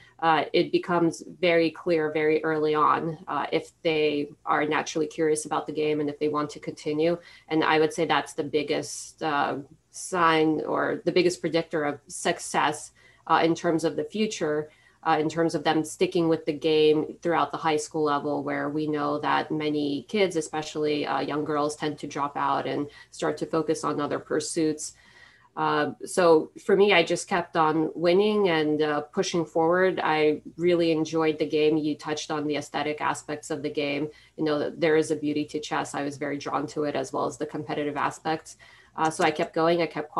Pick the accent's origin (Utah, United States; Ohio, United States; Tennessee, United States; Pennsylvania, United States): Pennsylvania, United States; Philadelphia; my hometown of Philadelphia